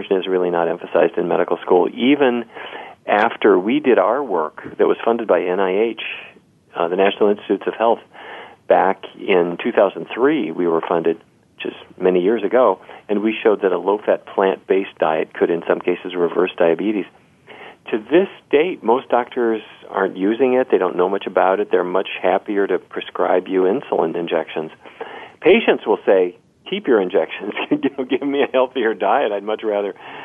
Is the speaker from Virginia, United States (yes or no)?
no; Fargo, North Dakota, United States; I grew up in Fargo, North Dakota, you know, right down south of Winnipeg.